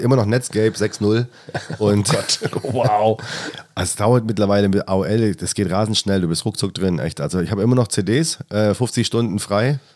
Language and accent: German; the South, Southern Germany, Germany; now in Hamburg, Germany; Ich komme ja aus dem Süden ursprünglich